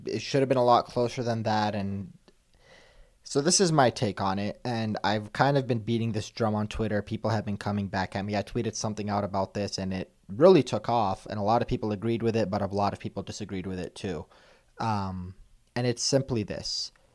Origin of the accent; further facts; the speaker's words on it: Canada; I am Canadian through and through